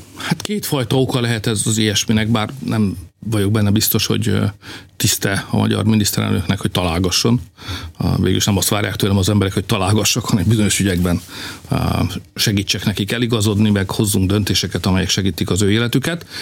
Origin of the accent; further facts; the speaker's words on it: Hungary; Mi itt élünk, magyarok vagyunk